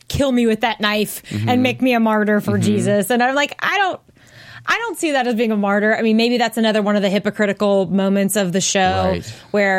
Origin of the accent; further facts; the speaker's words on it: the South, United States; I'm from the South